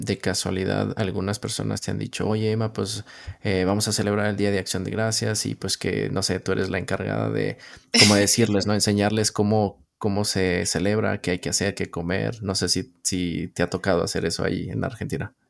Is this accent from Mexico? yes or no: yes; Northeast Mexico, Mexico; yo soy del noreste de México